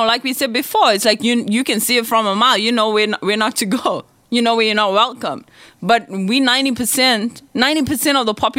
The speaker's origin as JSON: {"language": "English", "country": "South Africa", "said": "I mean, obviously, I'm South African."}